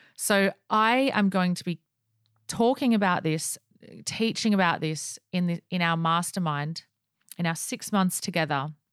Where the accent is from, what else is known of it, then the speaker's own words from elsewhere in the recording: Australia; accent: Aussie; I am Aussie